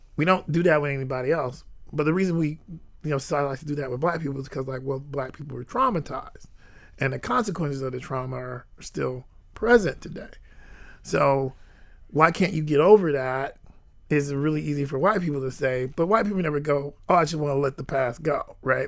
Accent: Jacksonville, Florida, United States; I grew up in Jacksonville, and I grew up on the north side of Jacksonville

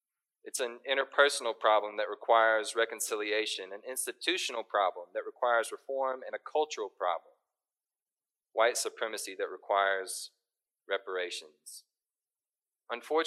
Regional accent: Little Rock, Arkansas, United States; now in Fayetteville, United States; I was born and raised in Little Rock, and I came to Northwest Arkansas for college and stayed

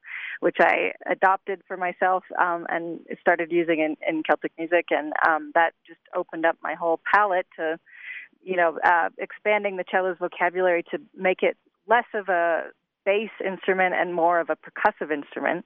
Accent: United States; as an American

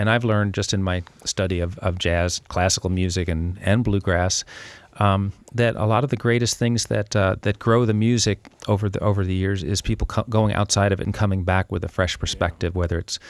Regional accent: New York, United States; I felt very inferior for a long time being a New Yorker, not just a Yankee, but a New Yorker.

